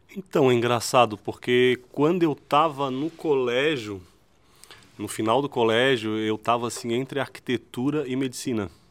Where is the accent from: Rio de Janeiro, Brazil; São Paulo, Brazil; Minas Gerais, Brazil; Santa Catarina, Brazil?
Santa Catarina, Brazil; Florianópolis; Florianópolis, né? Da onde eu, onde eu nasci e me criei